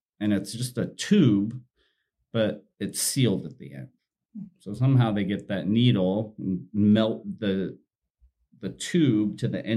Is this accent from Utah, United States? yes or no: yes; Utah, United States; I was raised in Utah and in the predominant religion